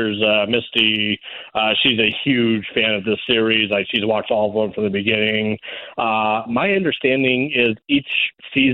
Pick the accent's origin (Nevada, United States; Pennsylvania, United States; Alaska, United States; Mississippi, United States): Nevada, United States; Reno; here in my hometown